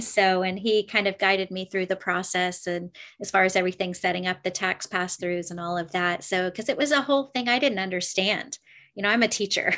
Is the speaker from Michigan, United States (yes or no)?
no; Clearwater, Florida, United States; I'm from Clearwater, Florida